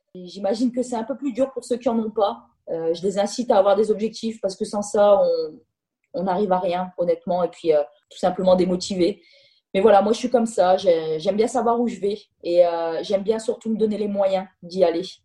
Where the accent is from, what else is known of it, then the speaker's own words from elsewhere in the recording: Nord, Hauts-de-France, France; moved away as an adult; now in Milan, Italy; je suis nordiste